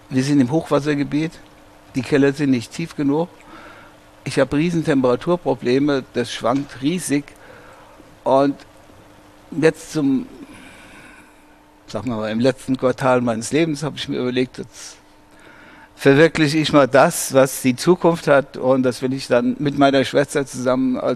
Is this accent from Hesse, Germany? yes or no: yes; Hesse, Germany; Rheingau ist meine Heimat. Hier drüben im ersten Stock bin ich geboren, 1945. Und ich war noch nie länger als am Stück 28 Tage von diesem Stückchen Erde entfernt.